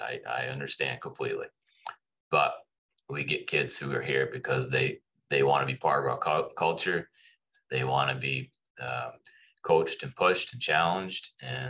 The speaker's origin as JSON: {"language": "English", "town": "Amherst", "region": "Massachusetts", "country": "United States", "tie": "born or raised there", "said": "I grew up here in Amherst, so we were coming to visit my in-laws."}